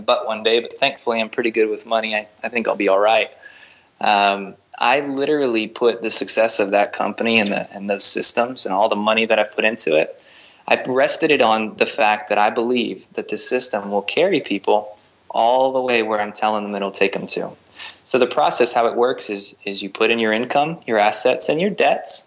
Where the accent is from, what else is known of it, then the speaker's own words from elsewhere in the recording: Miami, Florida, United States; also born or lived in Tampa; I grew up in Miami